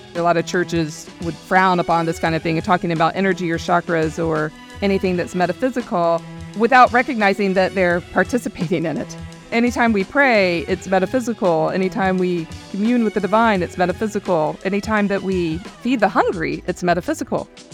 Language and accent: English; the American South, United States; growing up in the American South, we were surrounded by evangelical culture